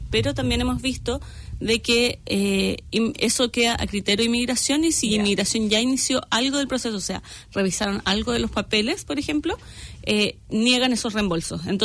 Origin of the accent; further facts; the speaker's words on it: Santiago, Santiago Metropolitan Region, Chile; moved away as an adult; now in New Zealand; Yo soy de Santiago, Chile.